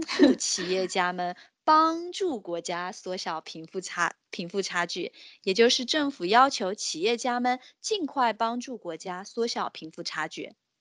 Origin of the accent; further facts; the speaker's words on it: China; 我们中国人称呼有钱人的方式确实是多种多样的呢